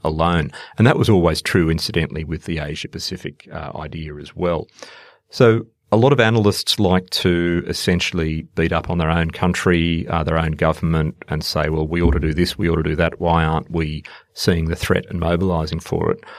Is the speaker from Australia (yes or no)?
yes; Australia; also born or lived in India; working as an Australian diplomat